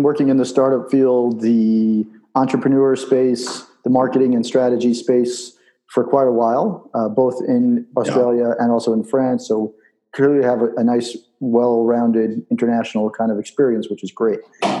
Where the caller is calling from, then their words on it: Israel; I'm calling from Israel